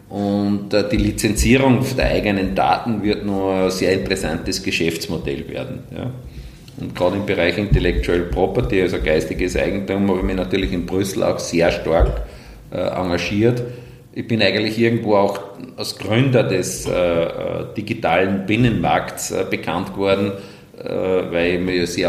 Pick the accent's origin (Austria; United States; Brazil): Austria; Wels, Upper Austria; Und natürlich aus gebürtiger Welser kommt die Weltachse in Wels heraus und als Oberösterreicher natürlich äh, aus der Mitte Oberösterreichs.